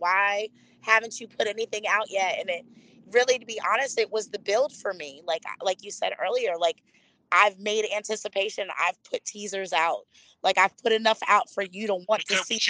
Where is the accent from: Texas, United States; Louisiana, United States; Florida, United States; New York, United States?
Florida, United States; also born or lived in Philadelphia, Pennsylvania; Florida raised me quite a bit